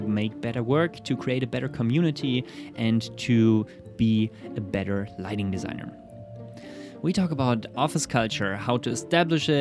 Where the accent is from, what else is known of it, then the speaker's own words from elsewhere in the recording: Germany; I'm German.